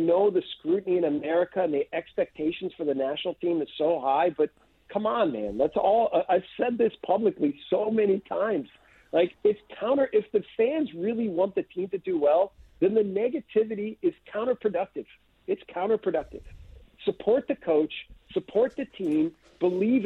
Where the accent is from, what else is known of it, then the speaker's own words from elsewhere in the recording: United States; moved away as an adult; I'm from the U.S.